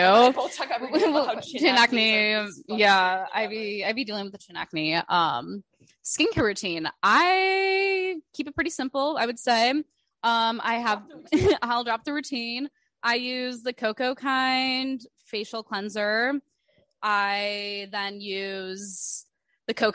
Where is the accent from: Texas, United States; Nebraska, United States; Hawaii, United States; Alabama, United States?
Nebraska, United States; Omaha; now in New York, United States; I'm from Omaha, Nebraska